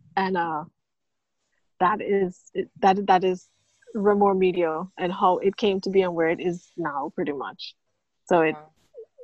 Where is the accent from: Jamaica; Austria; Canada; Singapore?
Jamaica; moved away as an adult; also born or lived in Fort Lauderdale, United States; now in Bahamas; born and raised in Jamaica